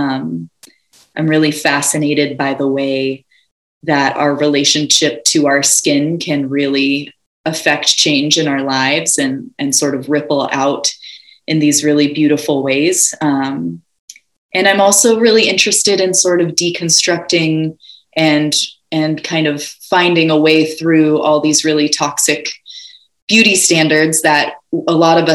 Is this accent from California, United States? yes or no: yes; Ojai, California, United States; I was born and raised in Ojai, California